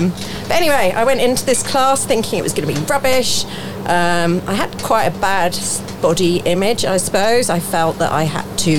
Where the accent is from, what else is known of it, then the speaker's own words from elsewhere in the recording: Farnborough, South East England, United Kingdom; also born or lived in Norwich; Originally I was from Norwich, but didn't live there very long. Moved to Farnborough.